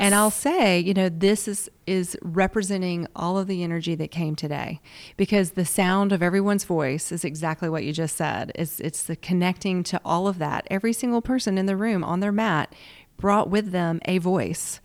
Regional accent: the South, United States; accent: Southern; also born or lived in Washington, D.C.; born and raised in the South

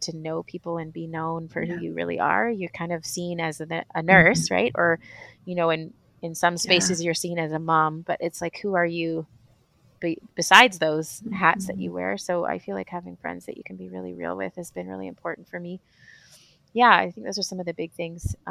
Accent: Vancouver, British Columbia, Canada; moved away as an adult; now in Malawi; we come from Vancouver, which is crazy mountain biking

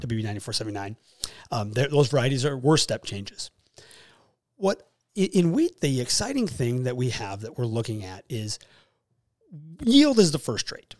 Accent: Fargo, North Dakota, United States; also born or lived in Jamestown, North Dakota; I am from Fargo, actually North Fargo. Grew up and raised in Nor-, in South Fargo, but moved to North Fargo

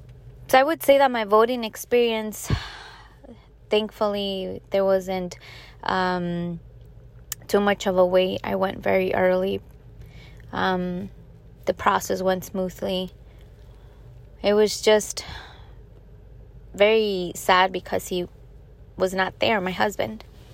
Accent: Chicago, Illinois, United States; now in Staten Island, United States; I was born and raised in the south side of Chicago, and then I ended up moving here in Staten Island, New York

